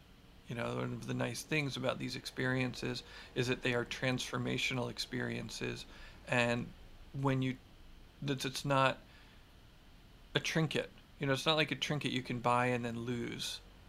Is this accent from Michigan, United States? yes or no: no; Philadelphia, Pennsylvania, United States; now in Marin, United States; No, I grew up in Philly. I grew up in the suburbs of Philly. I didn't move to Marin until much later.